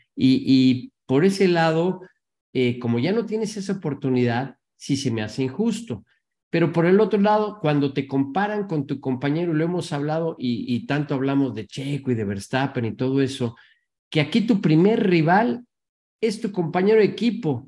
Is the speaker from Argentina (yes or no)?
no; Mexico; como mexicano, como latino